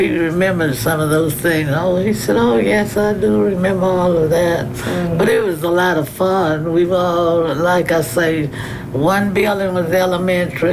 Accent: Denton, Texas, United States; also born or lived in Ponder, Texas; we all grew up in Denton.

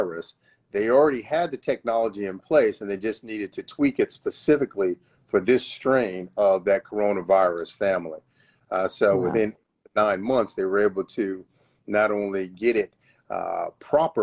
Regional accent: New York, United States; also born or lived in San Diego, California / Albany, New York / Columbus, Georgia; now in Phenix City, United States; I'm from New York originally.

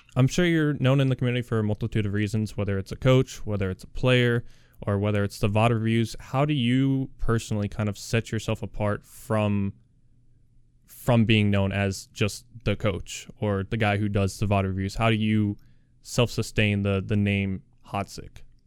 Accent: Orlando, Florida, United States; moved away; I was born in Orlando and lived in Florida for a while

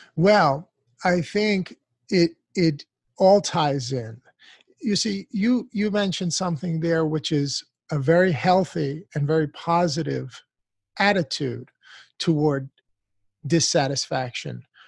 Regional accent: United States; as an American born and raised in this country

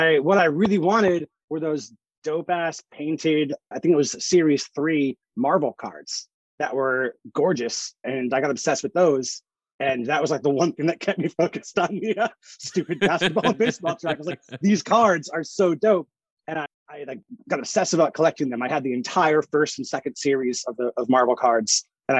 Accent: New Haven, Connecticut, United States; I grew up in New Haven where pizza is like heavenly

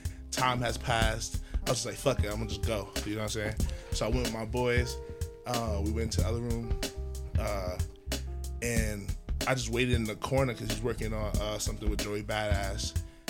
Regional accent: Nigeria; Like, my dad was, like, I'm Nigerian, so my dad always was dancing

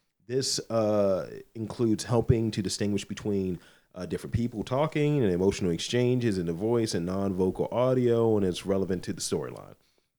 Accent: United Kingdom; Of course, being British, we are much more likely to have a bit of a giggle and a blush.

